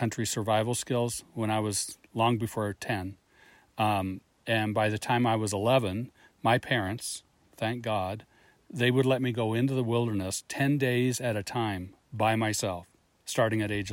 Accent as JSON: {"language": "English", "town": "Libby", "region": "Montana", "country": "United States", "tie": "born or raised there", "said": "I grew up in Libby, you know, surrounded by grizzlies, wolves, and mountain lions"}